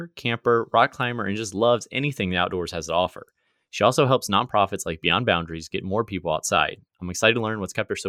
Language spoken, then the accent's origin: English; Lancaster, Virginia, United States; now in Richmond, United States; I grew up in Lancaster, Virginia, which is right on the Rappahannock River